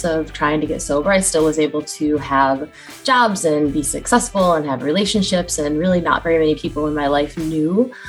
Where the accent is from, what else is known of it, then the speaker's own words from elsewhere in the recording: Western New York, United States; now in Tampa, United States; I live in Tampa, Florida. I'm actually from Western New York, so came down here to escape the cold weather